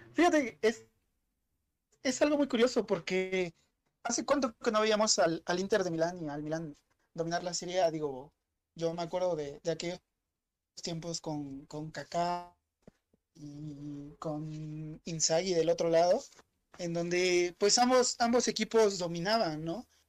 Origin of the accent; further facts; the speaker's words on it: Mexico; como mexicano